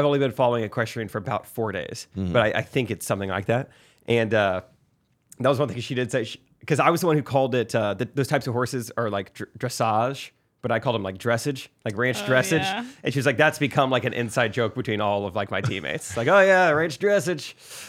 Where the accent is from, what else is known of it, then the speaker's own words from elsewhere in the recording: San Diego, California, United States; A lot of people think I'm from Canada. I'm actually from San Diego, but I flew here